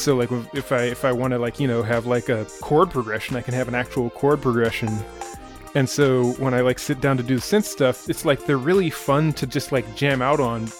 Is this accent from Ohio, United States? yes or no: no; Pittsburgh, Pennsylvania, United States; I'm from Pittsburgh